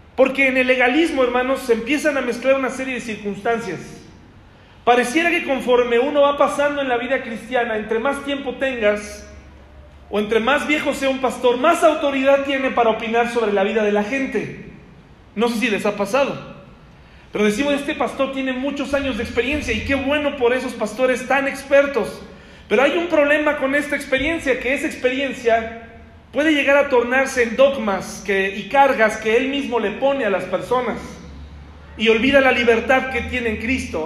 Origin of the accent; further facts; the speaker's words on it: Mexico; soy mexicano